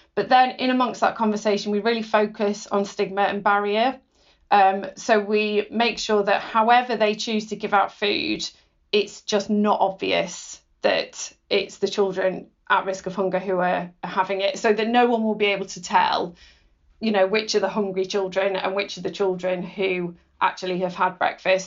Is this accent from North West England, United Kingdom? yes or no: yes; Cheshire, North West England, United Kingdom; growing up in Cheshire